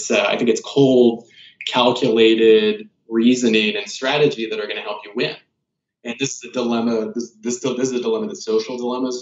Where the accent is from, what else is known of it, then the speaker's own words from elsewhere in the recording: United States; also born or lived in Kansas / South Carolina; I grew up in Kansas and South Carolina.